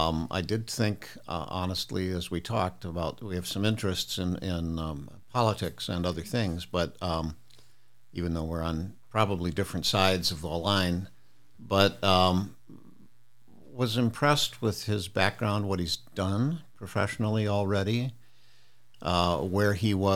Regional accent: Toledo, Ohio, United States; I grew up in Toledo, Ohio, in a working class family.

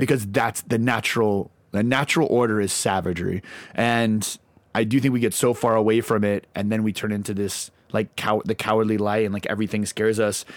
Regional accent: Lawrence, Kansas, United States; now in Nashville, United States; grew up in, uh, Lawrence, Kansas

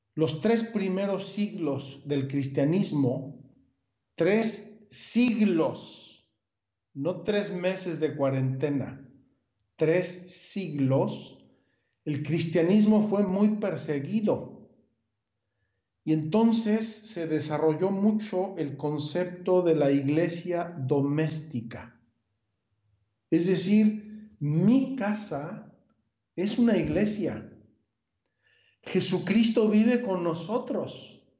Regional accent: Puebla, Mexico; moved away as an adult; also born or lived in Jerusalem; now in Magdala, Israel; soy de Puebla originalmente

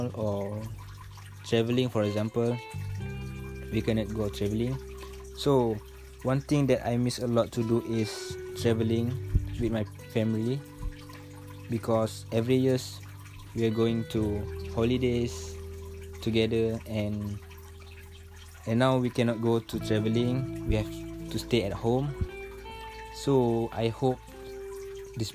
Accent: Perak, Malaysia; I'm from Perak. And I stay at Pangkalan TADM Lumut. My parents also from Perak.

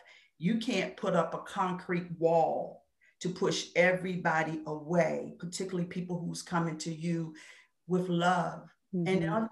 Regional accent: Washington, District of Columbia, United States; growing up in the Washington, D.C. area and having a Southern background, because even though I lived in D.C.

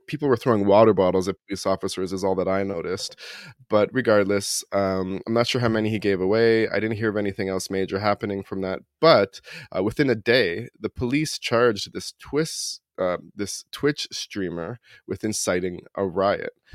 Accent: Toronto, Ontario, Canada; moved away; when I was growing up in Toronto

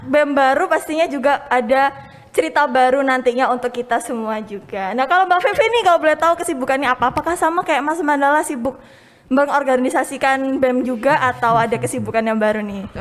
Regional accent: Surabaya, East Java, Indonesia; aku asal Surabaya, asli Surabaya ya.

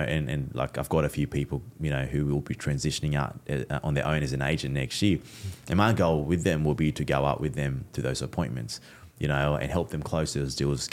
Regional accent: Fiji; I'm Fijian Indian.

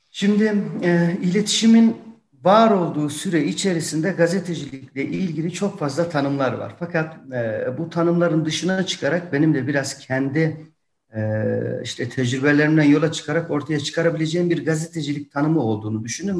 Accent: Yozgat, Yozgat Province, Turkey; now in Tokat, Turkey; Benim memleketim Yozgat

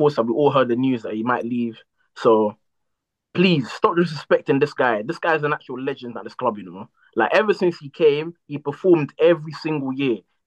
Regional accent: Portugal; moved away; I grew up in Portugal.

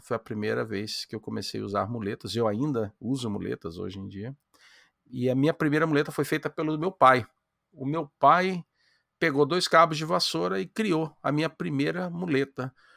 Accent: Amapá, Brazil; now in United States; Eu, eu sou brasileiro, moro nos Estados Unidos, mas eu nasci no Amapá

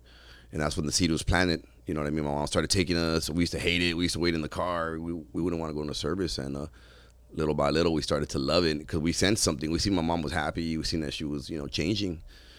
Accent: Pico Rivera, California, United States; And unfortunately, where I grew up at was real poor. You know, I grew up in Pico Rivera, and the apartments that were like kind of, I moved around a lot, but that's kind of where I settled in for a little bit.

